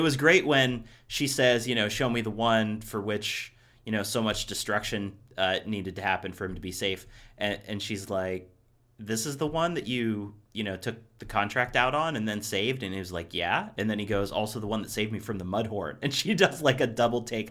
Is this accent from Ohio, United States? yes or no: yes; Ohio, United States; now in Los Angeles, United States; I grew up in Ohio, too